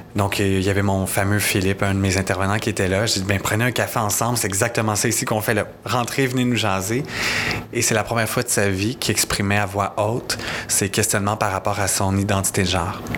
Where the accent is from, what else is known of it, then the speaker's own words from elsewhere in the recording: Napierville, Quebec, Canada; je viens de Napierville, en Montérégie, qui est de l'autre bord, vraiment dans l'Ouest